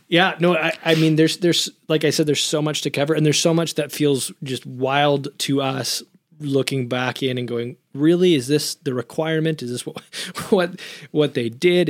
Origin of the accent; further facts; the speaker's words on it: United States; being Westerners, being American, or based on our, our upbringing in the church